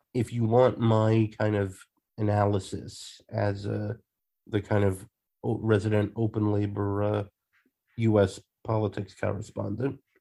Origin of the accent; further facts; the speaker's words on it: Long Island, New York, United States; also born or lived in Queens, New York; now in Leeds, United Kingdom; in New York, I um I was born in Queens, but I grew up on uh, Long Island